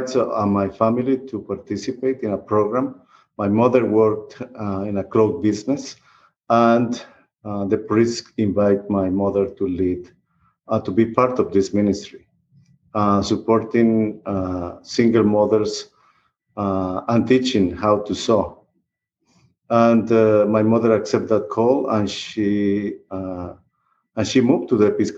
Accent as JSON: {"language": "English", "country": "Guatemala", "tie": "born or raised there", "also_born_or_lived": "Costa Rica", "moved": "yes", "lives_now": "Texas, United States", "said": "I grew up in Guatemala. I am Guatemalan, and I am a Costa Rican too, because I live in Costa Rica for 14 years before moving to Texas."}